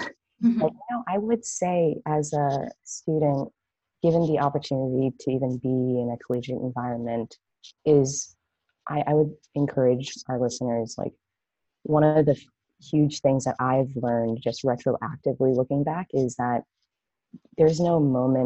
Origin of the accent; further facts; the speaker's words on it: Los Angeles, California, United States; moved away as an adult; also born or lived in San Francisco Bay Area; I'm actually originally from Los Angeles, but moving to the Bay